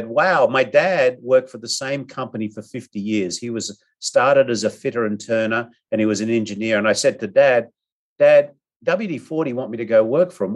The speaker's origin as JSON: {"language": "English", "country": "Australia", "moved": "yes", "lives_now": "San Diego, United States", "said": "I'm an Aussie"}